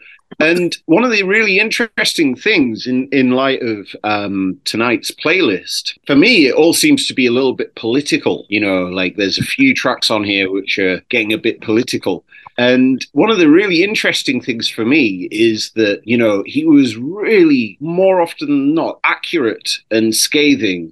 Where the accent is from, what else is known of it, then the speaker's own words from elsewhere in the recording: United Kingdom; my home country